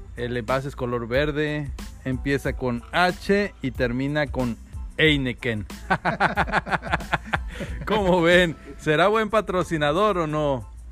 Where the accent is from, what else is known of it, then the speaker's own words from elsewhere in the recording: Ciudad Victoria, Tamaulipas, Mexico; also born or lived in Matamoros; sí, efectivamente soy de Ciudad Victoria, Tamaulipas, muy, muy orgulloso de ser de ese pequeño pueblo